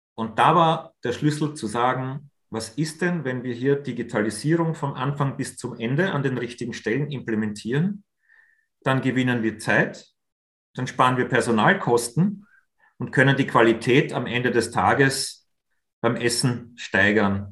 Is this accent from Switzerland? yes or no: no; Austria; wir als Österreicher